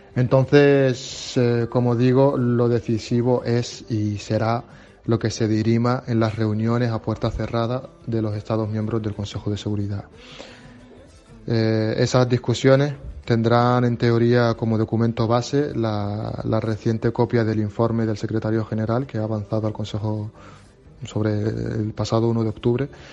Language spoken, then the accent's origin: Spanish; Western Sahara; soy refugiado saharaui